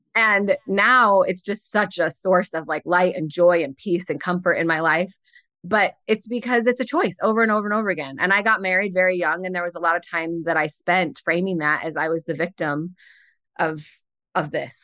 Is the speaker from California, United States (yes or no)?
no; St. Louis, Missouri, United States; moved away; also born or lived in Ohio / Connecticut; I'm from Saint Louis originally